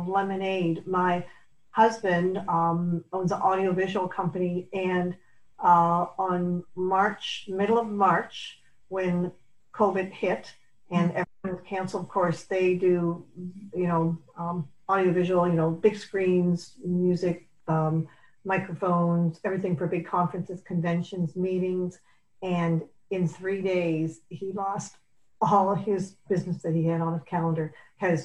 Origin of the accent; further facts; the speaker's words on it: St. Catharines, Ontario, Canada; moved away as an adult; also born or lived in Sudbury, Ontario / Toronto, Ontario; now in Buffalo, United States; I was born in Sudbury, Ontario, and I grew up in St. Catharines, Ontario, and Toronto. When I was 16, I moved to Toronto.